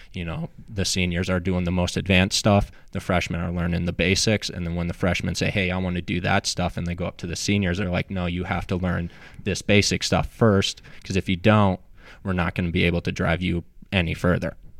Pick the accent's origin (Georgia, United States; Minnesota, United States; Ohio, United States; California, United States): Minnesota, United States; Apple Valley; moved away as an adult; now in Charlotte, United States; I grew up in Apple Valley, Minnesota